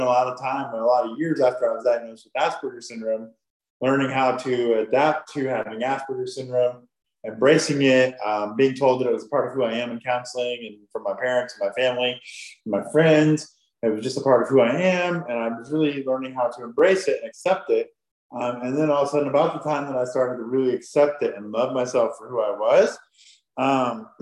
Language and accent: English; Huntington, Indiana, United States; now in Fishers, United States; I grew up in Huntington, Indiana, which is up north by Fort Wayne, Indiana